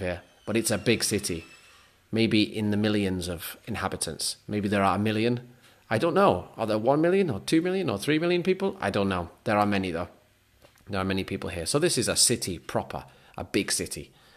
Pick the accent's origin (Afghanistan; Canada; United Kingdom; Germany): United Kingdom; Lancaster, North West England; moved away as an adult; also born or lived in South Korea / Australia / Scotland; now in Osaka, Japan; I'm from a city called Lancaster, Lancaster, in Lancashire, the region of England